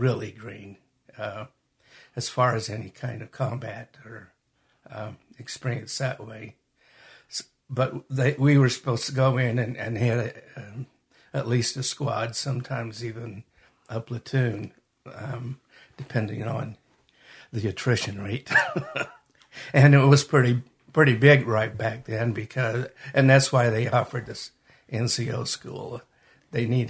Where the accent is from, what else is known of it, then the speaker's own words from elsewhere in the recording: Magna, Utah, United States; also born or lived in Salt Lake City, Utah / Hunter, Utah; I was born in Salt Lake. Raised in Magna and lived most of my adult life in Hunter. So I'm from this area